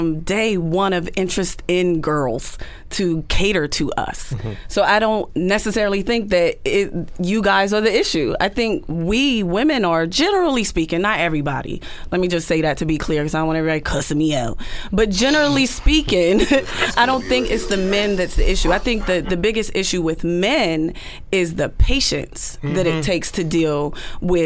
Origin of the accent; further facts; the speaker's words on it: United States; I'm just an American black woman who became fluent in speaking French